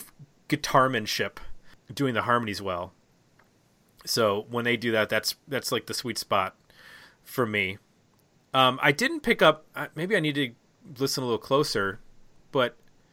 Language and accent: English; Buffalo, New York, United States; I grew up in Buffalo